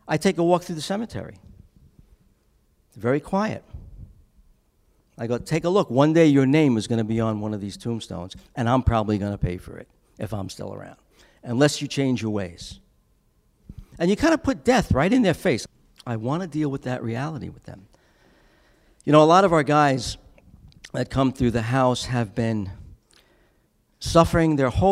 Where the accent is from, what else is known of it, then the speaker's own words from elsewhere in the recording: Long Island, New York, United States; also born or lived in Brooklyn; I come from Long Island